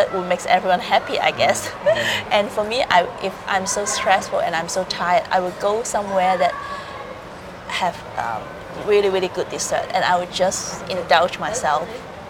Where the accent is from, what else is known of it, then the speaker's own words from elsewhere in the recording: Hong Kong; moved away as an adult; also born or lived in Philippines; I was growing up in Hong Kong